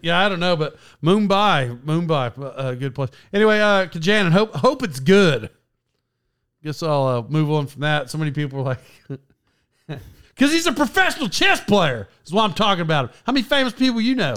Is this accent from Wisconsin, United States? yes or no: no; Locust Grove, Oklahoma, United States; I grew up in this little town, Locust Grove